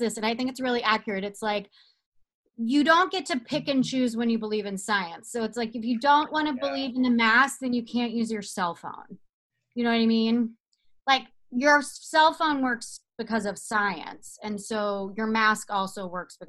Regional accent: Georgia, United States; now in Malibu, United States; I'm in Malibu and they call Malibu, Alabama, and I'm from Georgia

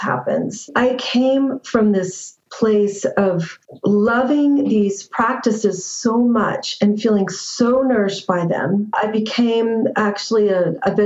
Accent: Northern California, United States; I grew up in California, also Northern California

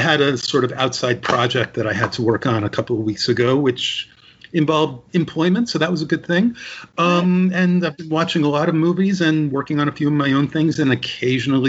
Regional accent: Westchester County, New York, United States; I grew up in Westchester County near New York

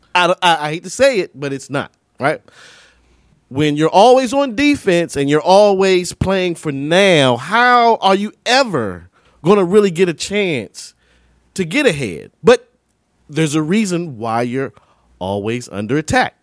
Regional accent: United States; we're American

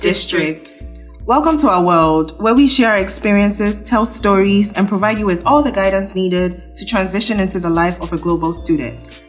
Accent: Ghana; moved away; I'm from Ghana

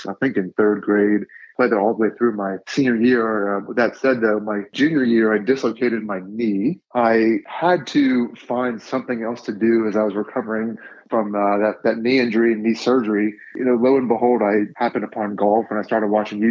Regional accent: West Chester, Ohio, United States; I'm from Westchester, Ohio, which is a small town just outside of Cincinnati

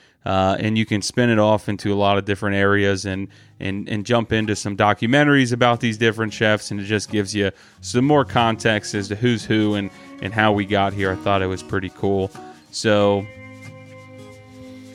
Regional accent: Columbus, Ohio, United States; here in my hometown

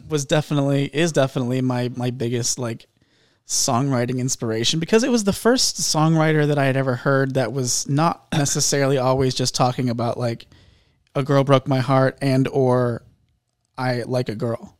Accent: Indianapolis, Indiana, United States; moved away as an adult; now in Tennessee, United States; I come from Indianapolis. Okay. Uh, I lived there my whole life

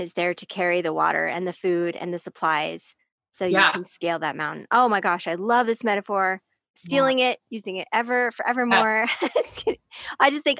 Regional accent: Salt Lake City, Utah, United States; I am Salt Lake. I am from Salt Lake. I'm up at this high altitude

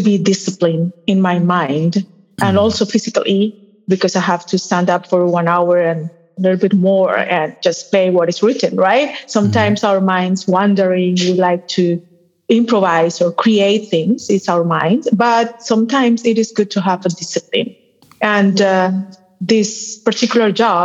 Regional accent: Colombia; also born or lived in Boston; I'm from Colombia, born and raised

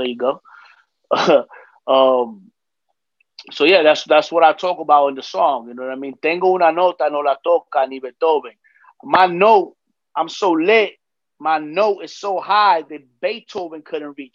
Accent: New York City, New York, United States; I'm from the Heights, from Dykeman, you know, here in New York

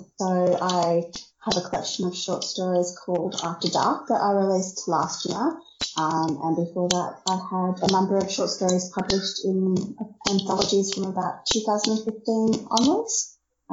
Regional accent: Brisbane, Queensland, Australia; Well, yes, I'm from Brisbane, Australia, though I've lived around most of the country.

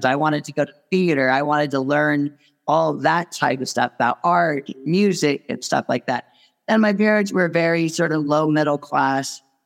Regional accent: California, United States; I grew up in California.

